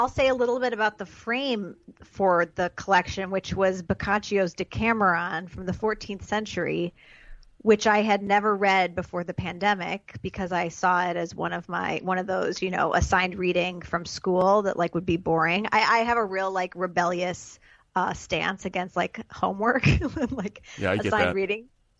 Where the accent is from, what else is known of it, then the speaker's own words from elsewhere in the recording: Chicago, Illinois, United States; I'm from Chicago.